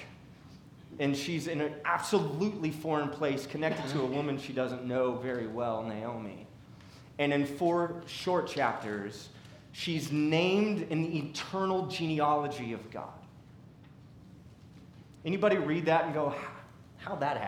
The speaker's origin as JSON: {"language": "English", "town": "Seattle", "region": "Washington", "country": "United States", "tie": "born or raised there", "also_born_or_lived": "St. Louis / Brooklyn, New York", "moved": "yes", "lives_now": "Decatur, United States", "said": "I was born and raised in Seattle"}